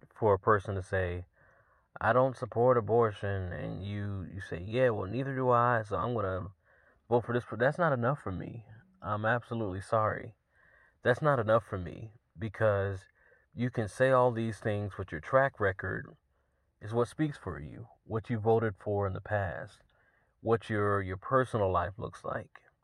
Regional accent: Georgia, United States; my home state

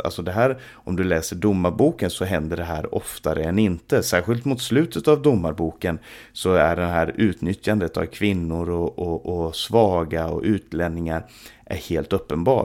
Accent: Sweden; i vårt eget land

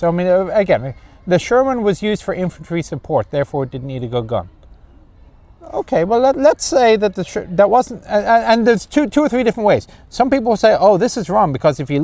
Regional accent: Ireland; moved away; I'm Irish

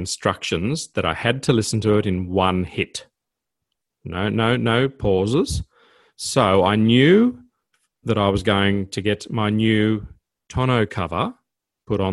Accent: Armidale, New South Wales, Australia; When I was a young boy growing up in Armidale

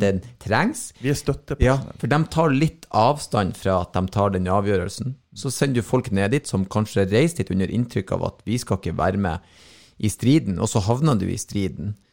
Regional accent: Norway; Jeg er jo norsk

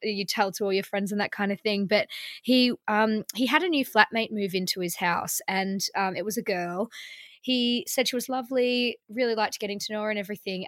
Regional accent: Melbourne, Victoria, Australia; now in London, United Kingdom; in Melbourne, where I'm from

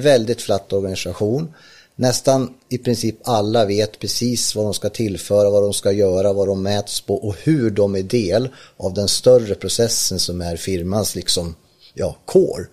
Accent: Ljusdal, Gävleborg County, Sweden; jag är från Ljusdal uppe i Hälsingland

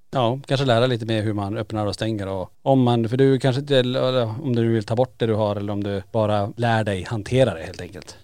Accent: Kiruna, Norrbotten County, Sweden; vi är tillbaka i Kiruna där allting börjar i lägenheten på Rönnplan i Kiruna. Och eh, där vi växte upp

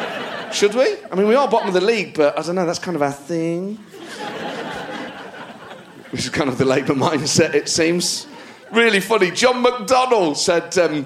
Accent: New Jersey, United States; I worked for Trump because my dad was blue collar. I grew up in New Jersey.

